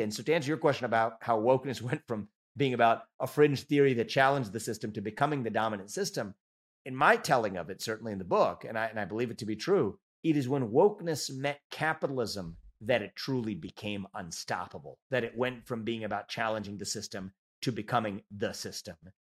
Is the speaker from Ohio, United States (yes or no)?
yes; Cincinnati, Ohio, United States; now in Columbus, United States; I was born and raised in Cincinnati, Ohio, and I don't live too far from there today in, in Columbus